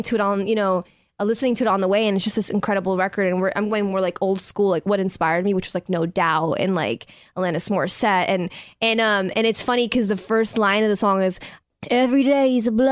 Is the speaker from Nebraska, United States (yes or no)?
no; New York, United States; I grew up in New York